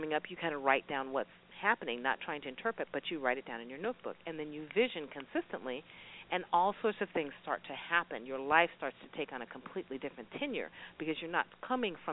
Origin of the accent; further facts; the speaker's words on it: Alaska, United States; now in Las Vegas, United States; I'm from Alaska. I moved from Alaska all the way to Vegas